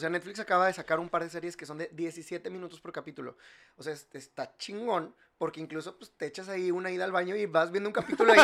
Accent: Monterrey, Nuevo León, Mexico; yo soy de aquí, yo soy regio

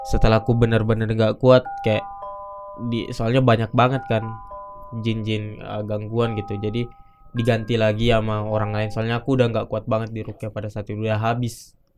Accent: South Sulawesi, Indonesia; moved away; Nah, aku tuh dari Bugis gitu. Nah, setiap kita ngerantau pasti ada aja gitu yang kita pegang gitu.

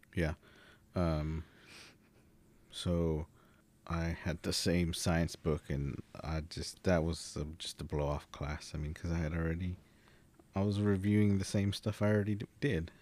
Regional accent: Dallas, Texas, United States; I was also born in Dallas, born and raised in Dallas

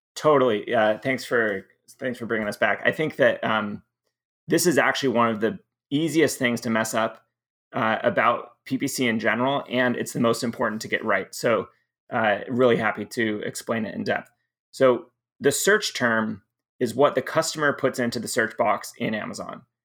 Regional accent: Southern California, United States; also born or lived in Michigan; most of my middle school and high school is in Southern California

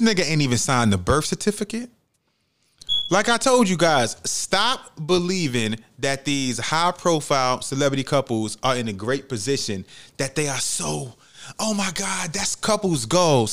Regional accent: United States; being American

